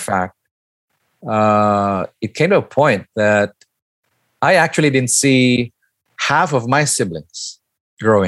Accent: Baguio, Cordillera Administrative Region, Philippines; I was born and raised here in the Philippines, but particularly in the northern part of Manila called Baguio City

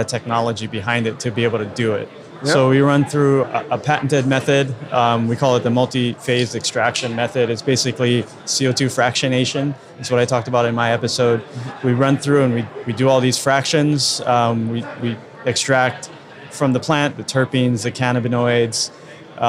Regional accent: Hawaii, United States; I'm from Hawaii

